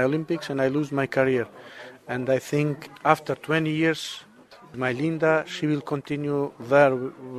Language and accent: English; Kosovo; English is a second language; We are originally from Kosovo. We live in Kosovo.